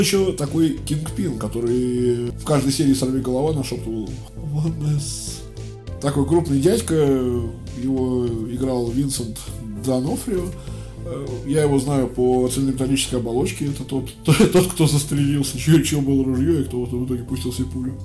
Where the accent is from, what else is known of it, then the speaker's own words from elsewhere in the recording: Russia; Я россиянин, я говорю по-российски